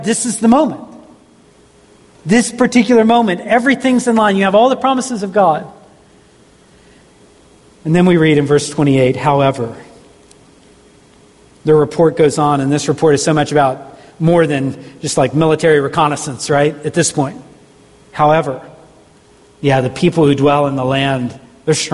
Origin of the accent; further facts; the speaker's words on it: Southeast, United States; growing up in the Southeast